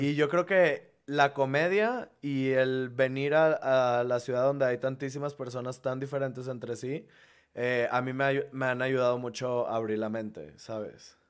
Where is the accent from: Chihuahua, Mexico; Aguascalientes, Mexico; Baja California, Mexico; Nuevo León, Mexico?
Nuevo León, Mexico; Monterrey; moved away as an adult; now in Mexico City, Mexico; nuestro gentilicio es regiomontanos